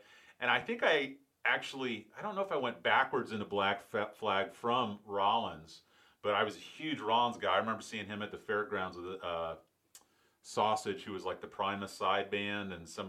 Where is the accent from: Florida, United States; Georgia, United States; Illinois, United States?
Florida, United States; St. Petersburg; I grew up in St. Pete. I went to St. Pete High for 2 years and Northeast High for 2 years.